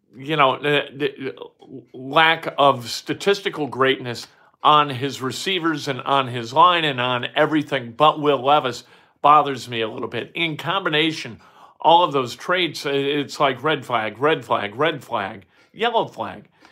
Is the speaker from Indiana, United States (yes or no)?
yes; Indiana, United States; moved away as an adult; also born or lived in Saint Louis; I'm from Indiana